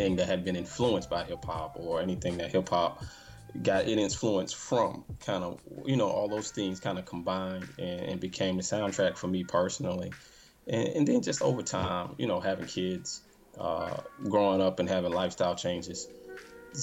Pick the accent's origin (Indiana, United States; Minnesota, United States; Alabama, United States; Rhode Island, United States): Alabama, United States; moved away; originally I'm from Alabama